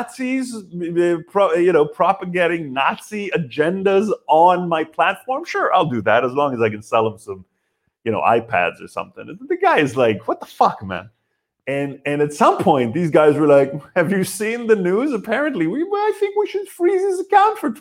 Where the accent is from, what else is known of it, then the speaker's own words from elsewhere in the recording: Israel; I'm from Israel